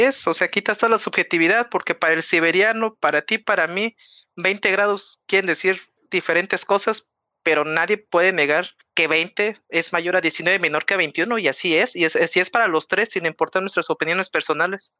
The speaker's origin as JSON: {"language": "Spanish", "region": "Mexico City", "country": "Mexico", "said": "que soy de la Ciudad de México"}